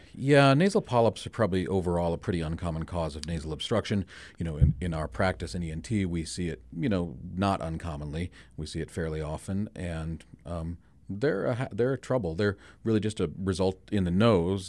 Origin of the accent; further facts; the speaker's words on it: Spearfish, South Dakota, United States; born and raised in Spearfish